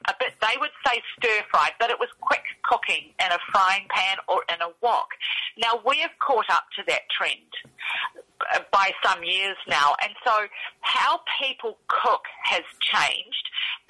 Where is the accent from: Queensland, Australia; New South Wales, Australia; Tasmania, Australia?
Tasmania, Australia; Launceston; moved away; also born or lived in Taranaki, New Zealand; I'm actually Australian. I was born and raised in Tasmania in Launceston, that's in the north.